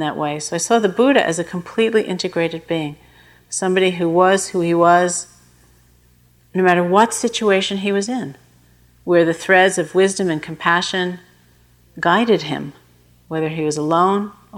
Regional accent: New York, United States; when I was growing up in New York

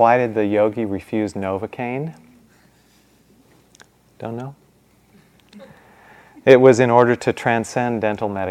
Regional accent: Midwest, United States; I grew up in the Midwest

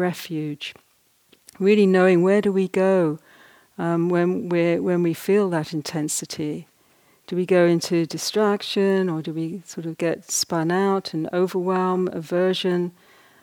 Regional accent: Ireland; I'm basically Irish

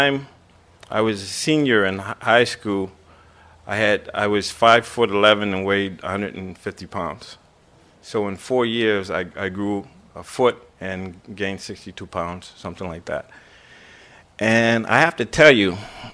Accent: Boston, Massachusetts, United States; I grew up in Boston

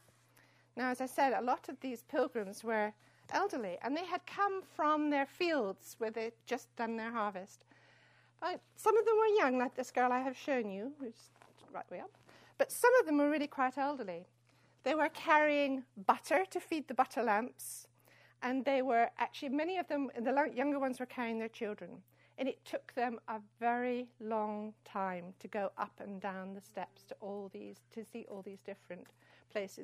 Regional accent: San Francisco, California, United States; San Francisco

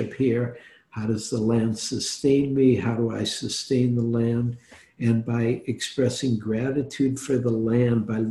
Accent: Detroit, Michigan, United States; also born or lived in New York / Oregon; now in San Francisco, United States; I grew up in Detroit

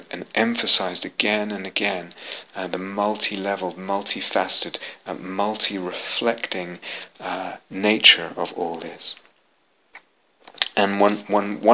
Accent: London, United Kingdom; I was raised in London, had an Orthodox Jewish upbringing

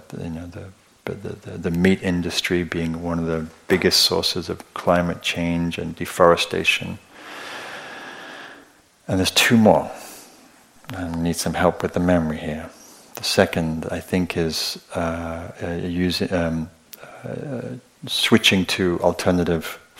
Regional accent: England, United Kingdom; I'm English

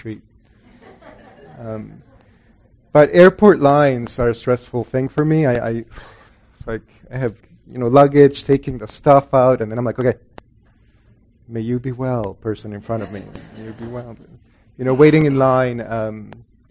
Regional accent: El Salvador; moved away; also born or lived in Guatemala; I grew up in Catholic El Salvador

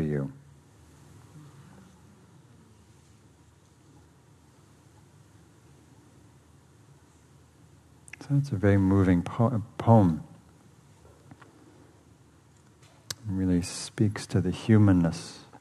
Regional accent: England, United Kingdom; moved away; I grew up in England

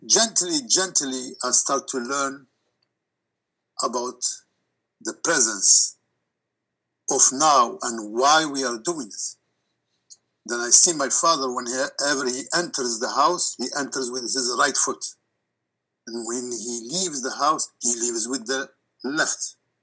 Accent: Morocco; moved away; my background growing in Morocco

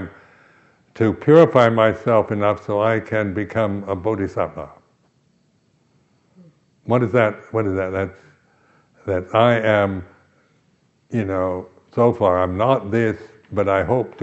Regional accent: United States; I am American

